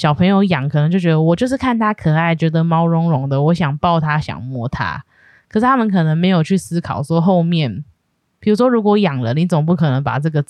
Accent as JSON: {"language": "Chinese", "region": "Yilan County", "country": "Taiwan", "tie": "born or raised there", "moved": "yes", "said": "我们那时候是有有去回去宜兰， 对 我的老家"}